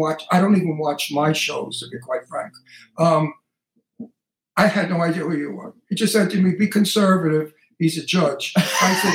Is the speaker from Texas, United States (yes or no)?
no; New York City, New York, United States; accent: Brooklyn; also born or lived in Long Island; now in Palm Springs, United States; as a child growing up in Brooklyn